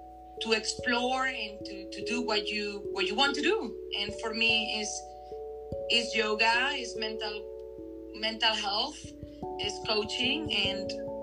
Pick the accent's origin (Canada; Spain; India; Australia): Spain; accent: Spanish; English is a second language; moved away as an adult; now in Hong Kong; but with my nice Spanish accent.